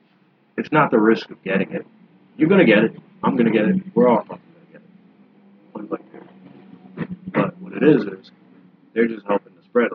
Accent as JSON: {"language": "English", "country": "United States", "said": "as an American"}